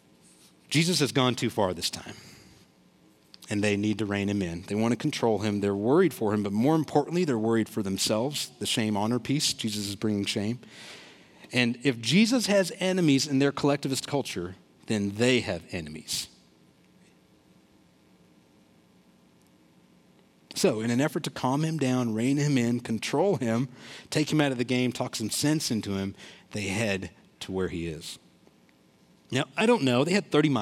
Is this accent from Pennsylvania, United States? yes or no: no; Olathe, Kansas, United States; my family's from India. I was born here in Olathe.